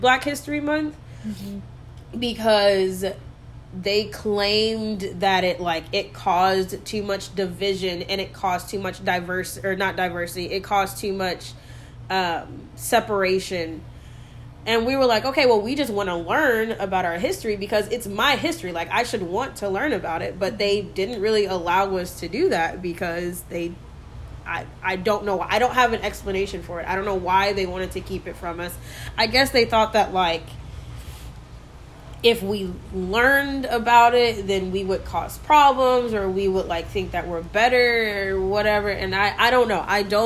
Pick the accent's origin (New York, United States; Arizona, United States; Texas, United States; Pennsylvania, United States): Texas, United States; McKinney; also born or lived in Dallas; I was born in Dallas, and all of my family is here in Dallas, but I grew up in McKinney, and I still live there